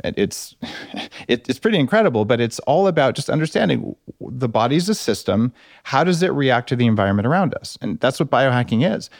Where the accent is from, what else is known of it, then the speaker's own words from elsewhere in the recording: New Mexico, United States; I grew up in New Mexico